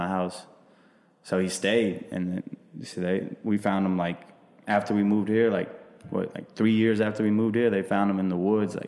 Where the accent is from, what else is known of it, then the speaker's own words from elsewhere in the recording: Kosovo; now in United States; So I'm Albanian, but I'm from Kosovo.